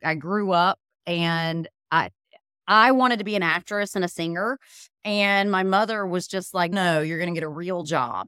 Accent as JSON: {"language": "English", "town": "Birmingham", "region": "Alabama", "country": "United States", "said": "I am originally from Birmingham, Alabama"}